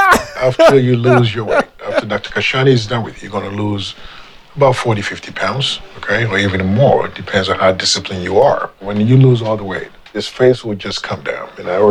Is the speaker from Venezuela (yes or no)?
no; Ghana; I was born and raised in Ghana.